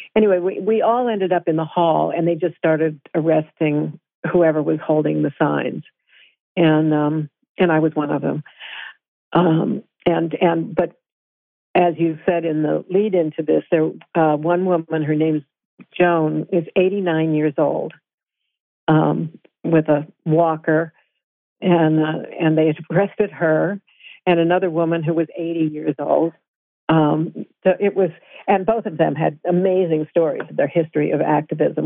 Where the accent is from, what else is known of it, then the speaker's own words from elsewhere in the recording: Vermont, United States; I'm I'm from Vermont